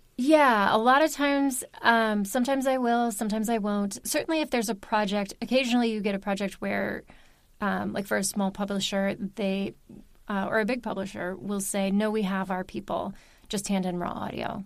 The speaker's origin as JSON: {"language": "English", "town": "Baltimore", "region": "Maryland", "country": "United States", "also_born_or_lived": "Union City, New Jersey", "moved": "as an adult", "lives_now": "New Jersey, United States", "said": "I live here. I am from Maryland"}